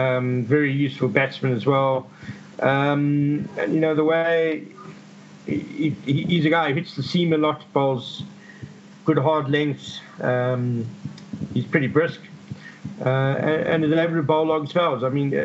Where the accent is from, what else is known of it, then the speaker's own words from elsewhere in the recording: KwaZulu-Natal, South Africa; I grew up in Natal